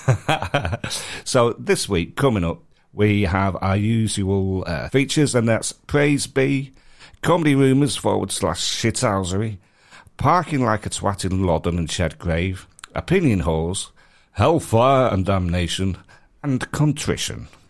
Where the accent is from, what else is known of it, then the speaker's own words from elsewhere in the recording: Manchester, North West England, United Kingdom; moved away; I'm from Manchester